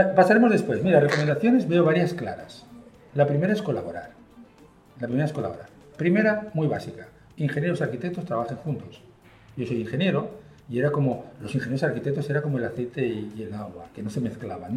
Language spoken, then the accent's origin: Spanish; Spain; accent: Spanish; moved away as an adult; also born or lived in Chile; yo tengo mucho acento español